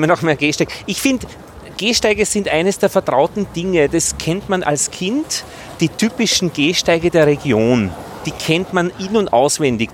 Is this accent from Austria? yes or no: yes; Innviertel, Upper Austria, Austria; Ich bin ja aus Oberösterreich, aus dem Innviertel